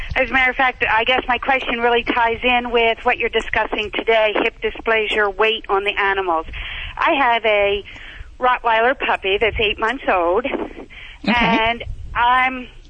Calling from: Pennsylvania, United States; I'm calling from Pennsylvania.

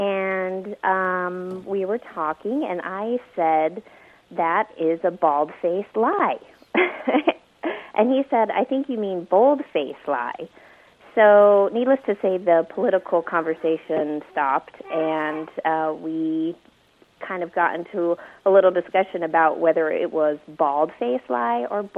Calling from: Carlsbad, California, United States; I'm calling from Carlsbad, California.

